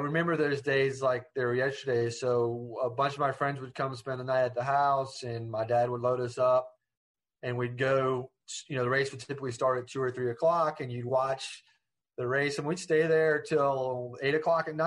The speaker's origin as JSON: {"language": "English", "town": "Ormond Beach", "region": "Florida", "country": "United States", "tie": "born or raised there", "said": "there's the area I grew up in, and, you know, I'm from Ormond Beach, but basically that Daytona area"}